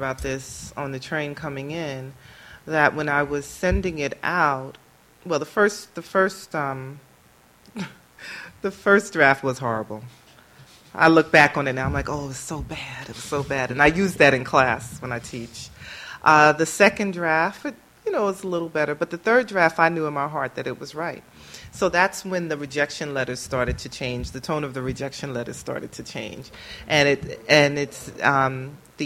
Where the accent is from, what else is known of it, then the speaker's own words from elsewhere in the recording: New York City, New York, United States; Born and raised in Brooklyn, New York, and I still kind of sort of live in Brooklyn